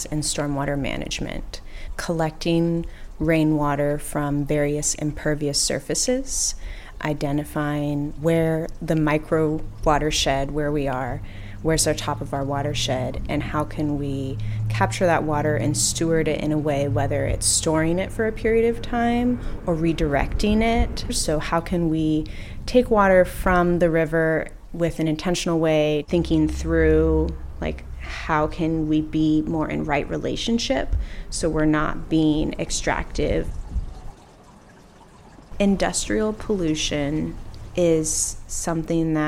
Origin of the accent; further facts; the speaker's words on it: Snoqualmie Valley, Washington, United States; I grew up in the Snoqualmie Valley